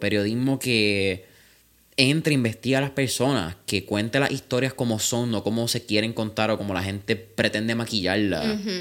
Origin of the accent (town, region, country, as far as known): Puerto Rico